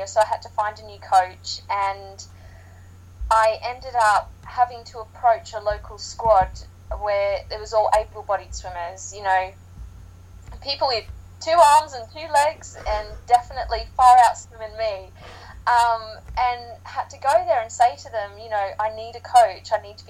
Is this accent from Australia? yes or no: yes; Sydney, New South Wales, Australia; now in United Kingdom; being Australian, growing up in Sydney